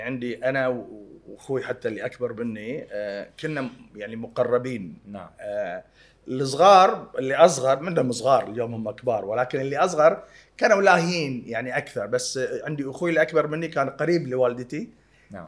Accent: Kuwait; انا انخلقنا وانولدنا وتربينا وعشنا بالكويت

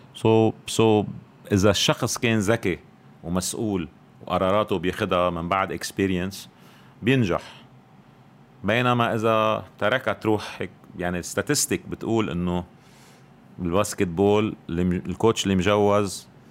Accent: Beirut, Beirut Governorate, Lebanon; الاشرفيه يعني هيدي مدينتي

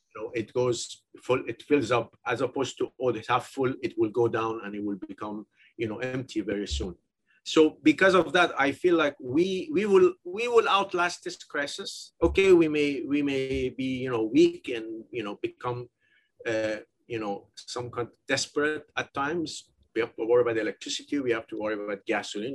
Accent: Iran; moved away as an adult; also born or lived in United Kingdom / United States; I'm originally from Iran

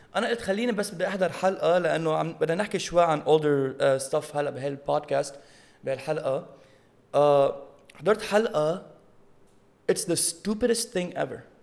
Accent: Lebanon; now in United States; نحن بلبنان

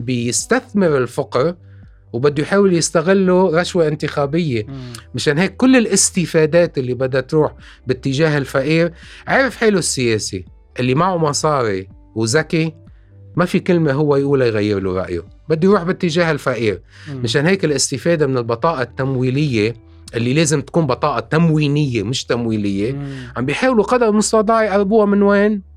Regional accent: Lebanon; نحن عندنا بلبنان

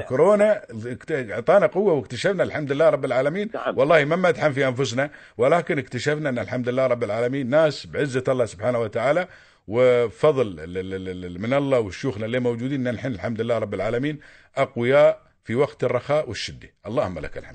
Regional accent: United Arab Emirates; عندنا في الإمارات هنا

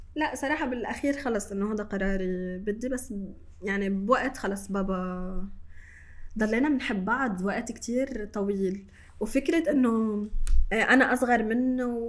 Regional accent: Shatila refugee camp, Beirut, Mount Lebanon, Lebanon; انا من مخيم شتيله انا اليوم ماني ساكنه من هون تحت بس انا جدا افخر وانتمي لهذا المكان يلي انا خلقت وتربيت فيه

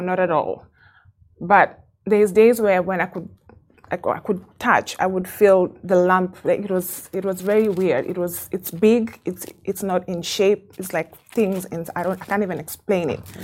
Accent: Kenya; moved away as an adult; now in Dubai, United Arab Emirates; I have been in Dubai for 15 years. Um, I'm Kenyan

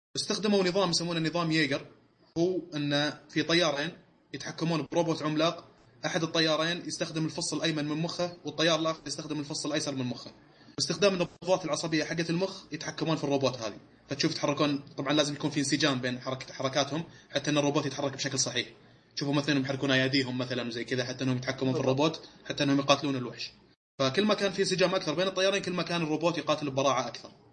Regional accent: Saudi Arabia; احنا سعوديين

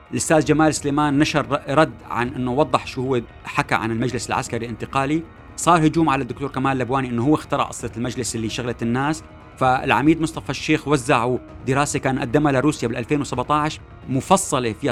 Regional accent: Syria; نحن بنديره حالنا بحالنا كسوريين

